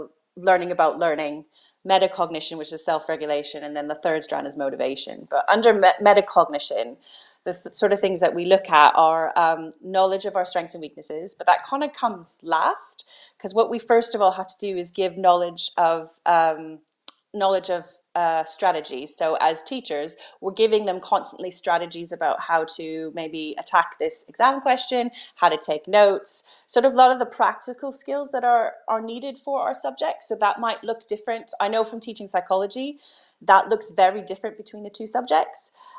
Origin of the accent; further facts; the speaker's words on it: Canada; moved away as an adult; now in United Kingdom; I'm originally from Canada, so I did all my teacher training in Canada